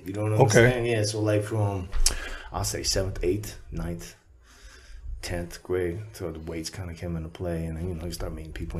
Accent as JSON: {"language": "English", "area": "Bay Area", "region": "California", "country": "United States", "tie": "born or raised there", "also_born_or_lived": "Mountain View, California / East Palo Alto, California / Santa Clara, California / Oroville, California", "said": "I was raised in the Bay Area. I was born in Mountain View. I lived in East Palo Alto for a while."}